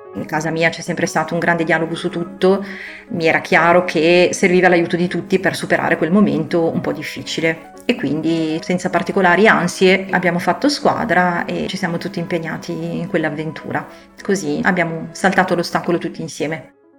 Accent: Sesto San Giovanni, Lombardy, Italy; Io sono cresciuta a Sesto San Giovanni, che è una grande città alle porte di Milano

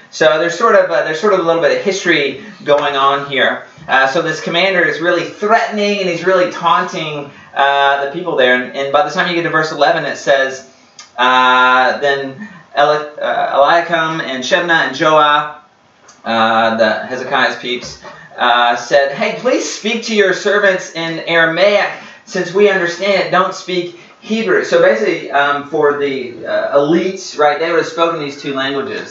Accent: United States; I'm an American

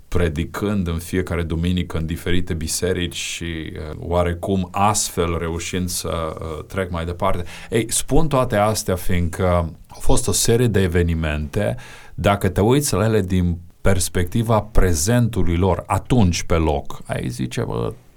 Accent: Romania; din România

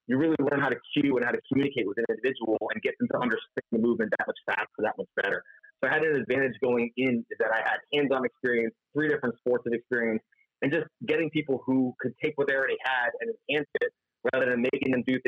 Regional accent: Florida, United States; I'm from South Florida, and everyone picks up the fact, like, you sound like this California surfer dude, you say, and I thought Florida.

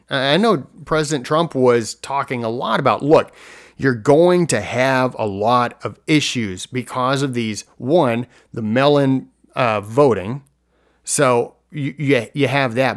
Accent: United States; as American citizens

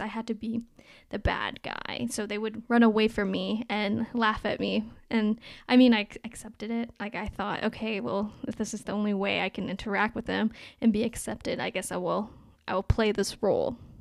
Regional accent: Toronto, Ontario, Canada; also born or lived in Anhui, China; I was brought to Canada in nineteen ninety-seven, and I grew up in North York

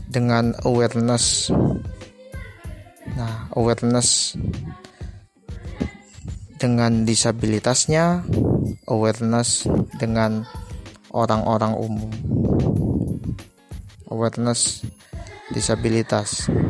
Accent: Surabaya, East Java, Indonesia; Gue dari Surabaya, saat ini kegiatan sehari-hari gua gua kuliah di Universitas Negeri di Surabaya

